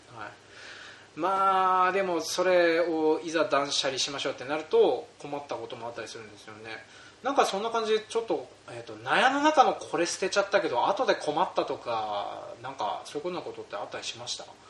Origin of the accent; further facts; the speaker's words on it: Hokkaido, Japan; うち僕で北海道に入植して5代目になるんです